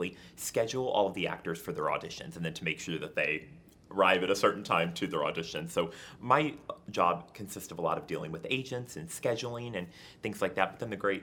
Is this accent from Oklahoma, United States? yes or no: no; Herrin, Illinois, United States; moved away as an adult; now in New York City, United States; I was originally born and raised in Heron